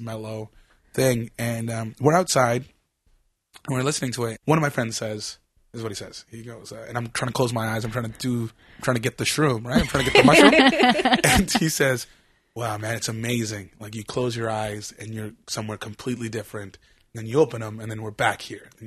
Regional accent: Aldergrove, British Columbia, Canada; I grew up in Aldergrove, which is actually on the map.

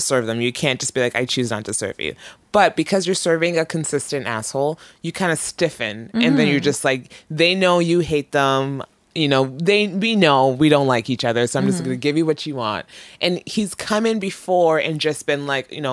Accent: Toronto, Ontario, Canada; also born or lived in Nigeria; now in Vancouver, Canada; I was from Toronto

